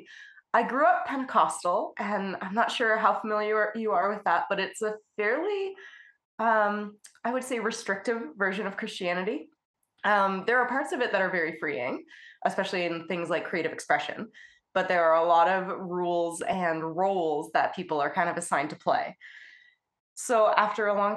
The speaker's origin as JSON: {"language": "English", "country": "Canada", "said": "I'm a Canadian abstract artist"}